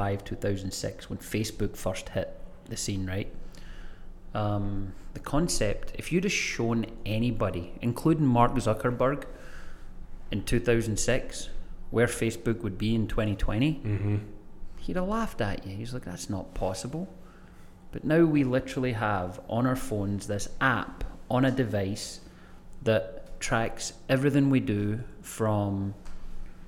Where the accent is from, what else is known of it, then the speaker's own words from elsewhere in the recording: Greenock, Scotland, United Kingdom; My hometown is called Greenock, and the college in my hometown is called James Watt College